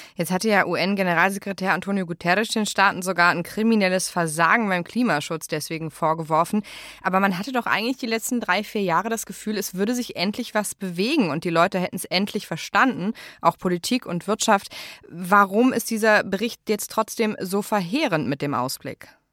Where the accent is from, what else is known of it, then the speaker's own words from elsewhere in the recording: Ahr Valley, Rhineland-Palatinate, Germany; also born or lived in Eifel; meiner Heimat, dem Ahrtal